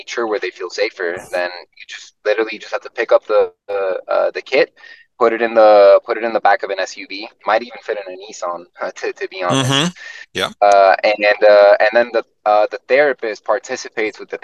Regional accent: Florida, United States; also born or lived in Puerto Rico; I was born in Puerto Rico, but I grew up in Florida

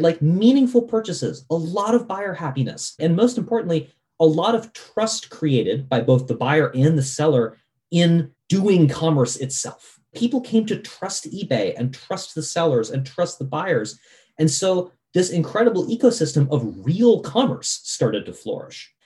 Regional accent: Vermont, United States; I grew up in Vermont, and I remember when Vermont got our first Walmart

